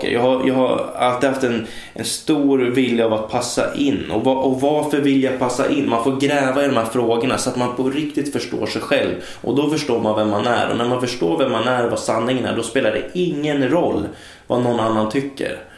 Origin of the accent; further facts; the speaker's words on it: Hållnäs, Uppsala County, Sweden; moved away; ja men där kommer jag ifrån. Ja. Så kan man säga. Men, men då är eh, vi lite... Hållnäs kan man säga. Hållnäs. Jag brukar säga Hållnäs.